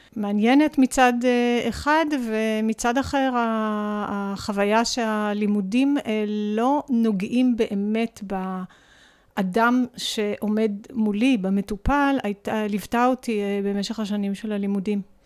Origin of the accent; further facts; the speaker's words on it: Sha'ar HaGolan, Northern District, Israel; גדלתי בחינוך משותף בקיבוץ. אני כן. בת קיבוץ, שער הגולן